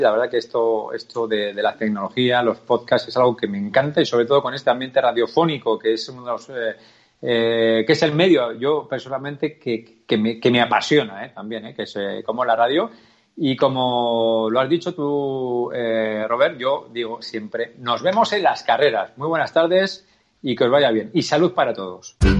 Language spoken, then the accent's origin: Spanish; Navarre, Spain; yo como navarro